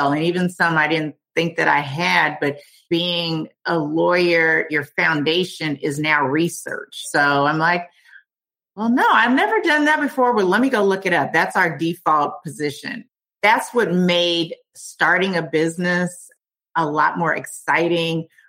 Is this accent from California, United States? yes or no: yes; Oakland, California, United States; moved away as an adult; also born or lived in Washington, District of Columbia, United States; now in Falls Church, United States; I'm originally from California, Oakland. I'm from Oakland, California.